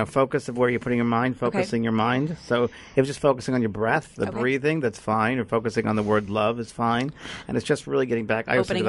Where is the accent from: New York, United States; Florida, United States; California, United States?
New York, United States; I am from New York.